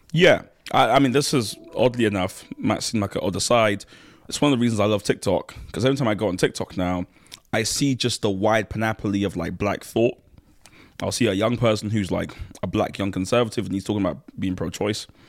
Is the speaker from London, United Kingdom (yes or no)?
yes; London, United Kingdom; also born or lived in Nigeria / Kent / Manchester; I'm also from South East London. That's where I grew up